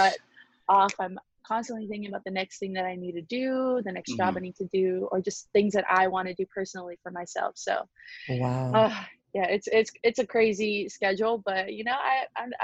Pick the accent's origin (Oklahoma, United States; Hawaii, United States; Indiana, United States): Hawaii, United States; Honolulu; now in West Covina, United States; I am originally born and raised in Honolulu, Hawaii, and now I'm currently living in West Covina, California